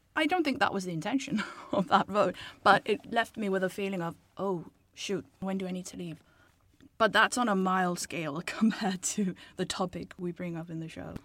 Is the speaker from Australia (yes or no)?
no; Denmark; moved away; I'm from Denmark.